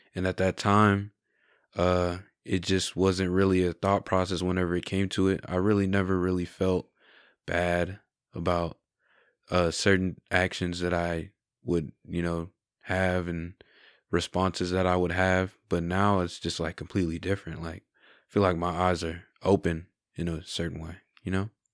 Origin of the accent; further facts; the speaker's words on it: San Angelo, Texas, United States; I really like growing up in San Angelo. I have good friends, good family here